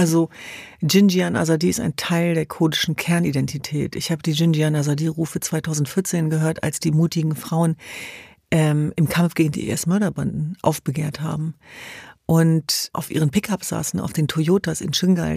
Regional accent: Hanover, Lower Saxony, Germany; Wir sind in Hannover zur Welt gekommen

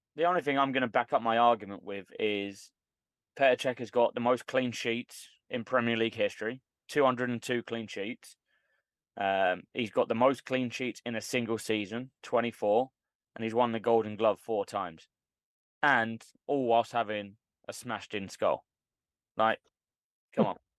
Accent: London, United Kingdom; I'm from London

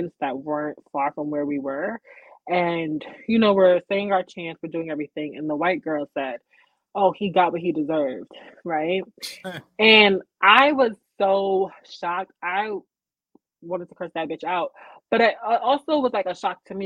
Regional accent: Uniondale, New York, United States; I grew up in Uniondale

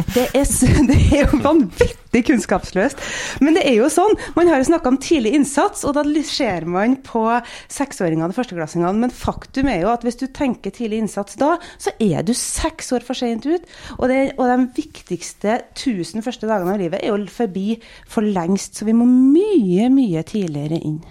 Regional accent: Trøndelag, Norway; now in Stavanger, Norway; jeg kommer fra Trøndelag, der er det litt rødere.

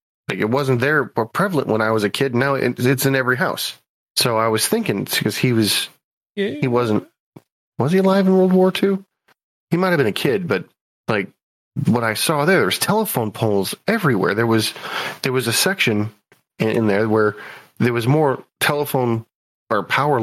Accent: United States; as an American

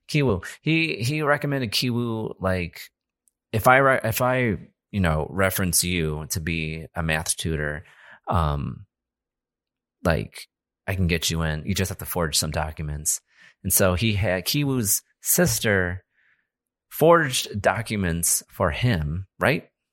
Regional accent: United States; we're American

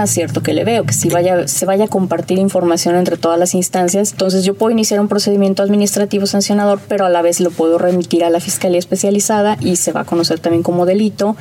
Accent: Mexico; como mexicanos

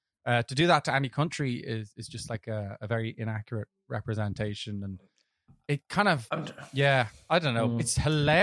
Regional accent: Dublin, Leinster, Ireland; I grew up in Dublin.

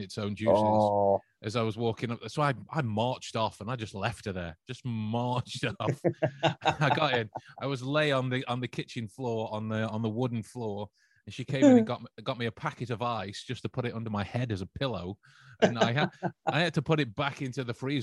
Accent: England, United Kingdom; We are English

